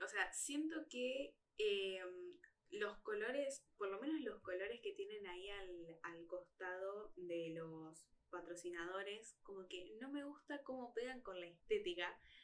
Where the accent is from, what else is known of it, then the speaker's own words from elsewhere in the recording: Argentina; nosotros como fanáticos argentinos